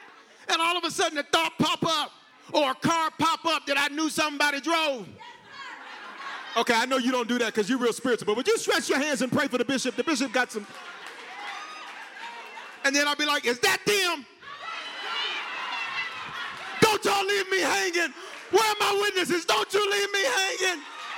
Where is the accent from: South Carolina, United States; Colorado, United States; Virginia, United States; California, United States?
Colorado, United States; Aurora; I grew up in Park Hill. Well, you say Selma. I grew up in South Aurora.